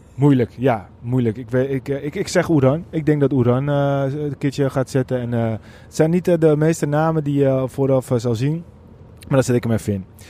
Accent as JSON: {"language": "Dutch", "country": "Netherlands"}